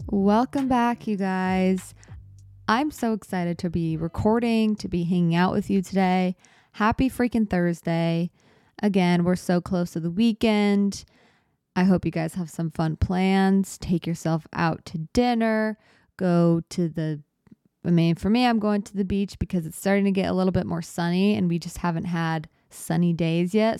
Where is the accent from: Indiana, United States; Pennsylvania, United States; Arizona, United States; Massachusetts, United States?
Arizona, United States; moved away; I grew up in Arizona